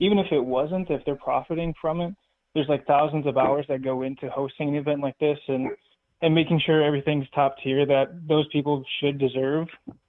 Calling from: Wisconsin, United States; from Wisconsin.

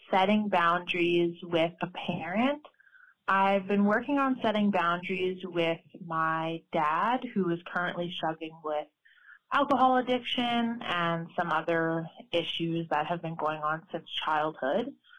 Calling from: Alberta, Canada; I'm calling from Alberta, Canada

